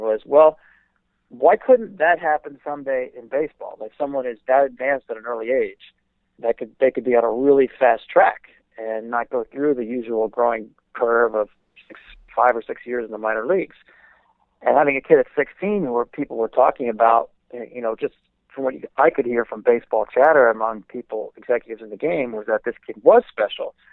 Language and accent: English; New Jersey, United States; when I was growing up in New Jersey